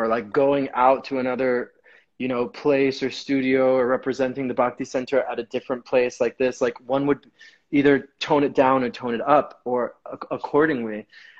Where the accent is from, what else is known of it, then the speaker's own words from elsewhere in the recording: New York, United States; I've always learned that like as a New Yorker, as someone who grew up in different cultures